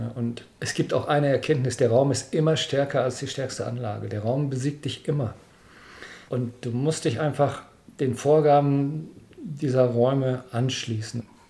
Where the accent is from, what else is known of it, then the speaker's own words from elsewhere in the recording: Dortmund, North Rhine-Westphalia, Germany; ich bin ja Dortmunder